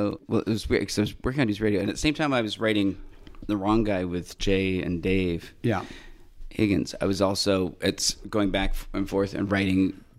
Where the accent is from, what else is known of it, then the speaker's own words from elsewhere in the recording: Toronto, Ontario, Canada; moved away as an adult; now in Los Angeles, United States; I'm a kid from Etobicoke